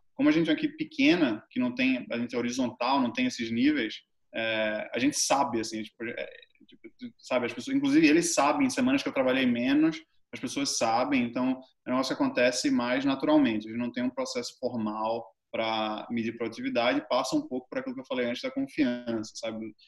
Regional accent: Brazil; eu sou brasileiro

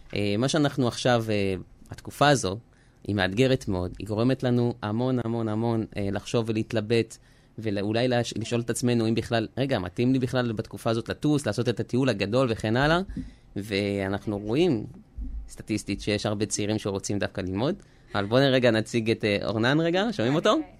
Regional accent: Israel; also born or lived in France; נולדתי בצרפת ובגיל עשר עליתי ארצה עם המשפחה

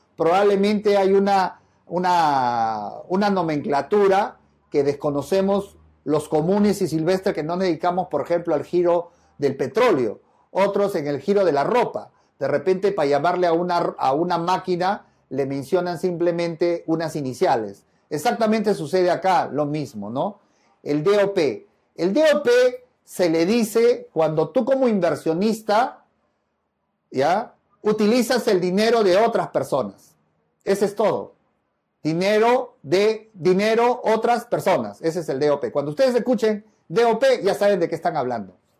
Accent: Peru; en mi país sí, en el Perú

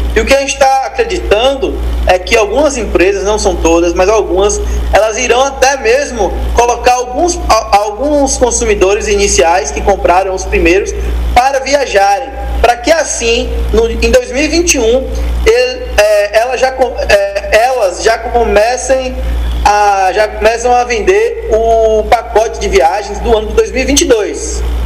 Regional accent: Itabuna, Bahia, Brazil; É, eu sou de Itabuna, Bahia. Terra, minha terra aqui

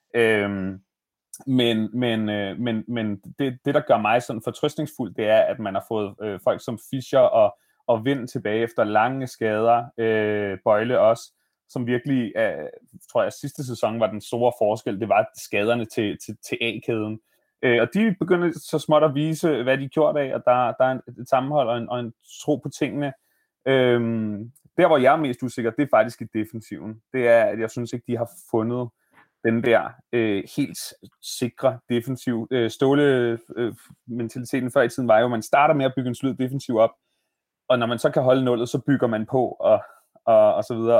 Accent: Bornholm, Capital Region of Denmark, Denmark; now in Copenhagen, Denmark; da jeg så flyttede fra Bornholm, hvor jeg er vokset op

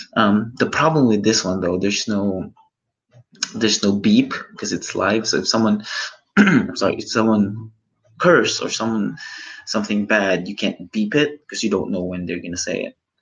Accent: Philippines; I am Filipino

